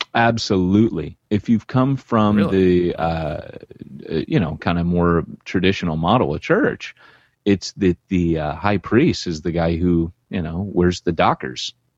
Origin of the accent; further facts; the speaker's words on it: Orange County, California, United States; also born or lived in LA County; You've been very sheltered growing up in Orange County, California, they used to tell us we lived behind the orange curtain